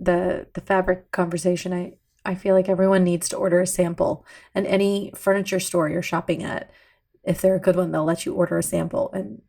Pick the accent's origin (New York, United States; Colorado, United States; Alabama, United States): Alabama, United States; I'm from Alabama